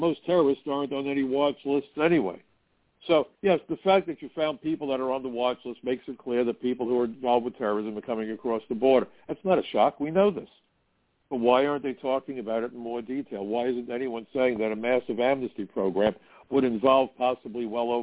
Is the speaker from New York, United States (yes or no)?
yes; New York, United States; I was from New York